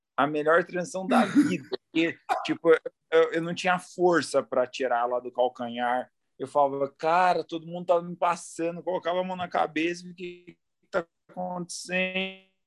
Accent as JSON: {"language": "Portuguese", "town": "Ubatuba", "region": "São Paulo", "country": "Brazil", "tie": "born or raised there", "moved": "as an adult", "said": "sou de Ubatuba, sou caiçara, é. nasci lá, vivi até os 23 anos"}